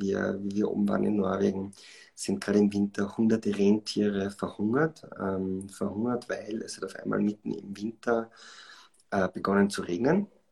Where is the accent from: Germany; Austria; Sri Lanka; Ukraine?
Austria; Schladming, Styria; moved away as an adult; also born or lived in Vienna; Bin also in Schladming aufgewachsen, bin dann äh, zum Studium nach äh, Wien gekommen